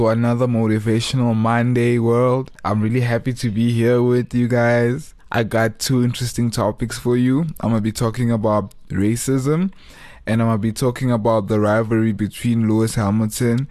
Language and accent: English; Johannesburg, Gauteng, South Africa; growing up in Joburg, being South African, being born free